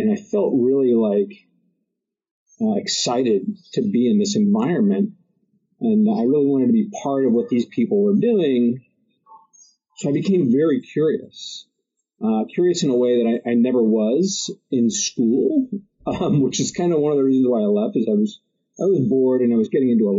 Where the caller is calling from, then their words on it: New Haven, Connecticut, United States; I'm in New Haven, Connecticut.